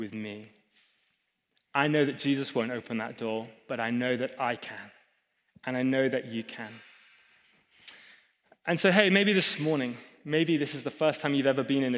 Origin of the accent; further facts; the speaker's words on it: England, United Kingdom; I'm a pastor, I'm English